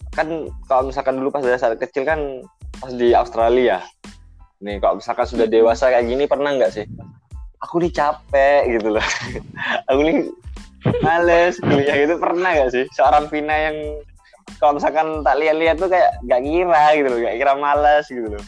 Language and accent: Indonesian; Probolinggo, East Java, Indonesia; aku kan dari Probolinggo nih ya asalnya